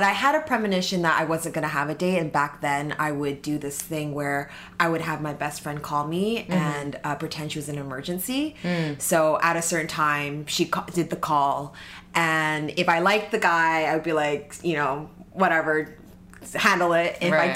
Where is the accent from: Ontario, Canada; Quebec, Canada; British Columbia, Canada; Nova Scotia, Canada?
British Columbia, Canada; Vancouver; moved away as an adult; now in New York, United States; I'm from Vancouver.